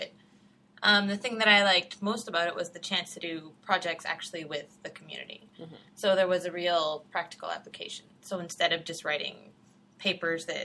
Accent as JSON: {"language": "English", "town": "Red Deer", "region": "Alberta", "country": "Canada", "tie": "born or raised there", "also_born_or_lived": "Edmonton, Canada / Scotland", "moved": "as an adult", "lives_now": "Ontario, Canada", "said": "I grew up in Red Deer, Alberta"}